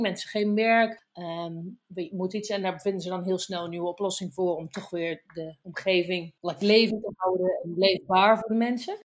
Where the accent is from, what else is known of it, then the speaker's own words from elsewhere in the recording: North Brabant, Netherlands; als je in Brabant woont, zeker op wij zijn 10 minuten van de Belgische grens